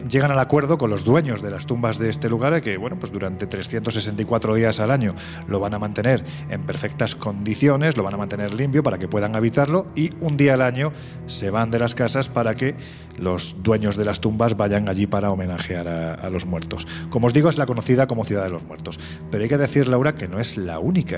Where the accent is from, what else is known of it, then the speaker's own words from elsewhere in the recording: Andalusia, Spain; accent: Andalusian; yo que soy andaluz y que siempre se dice que los andaluces tenemos este punto más supersticioso. Mira, me sale ya hasta mi acento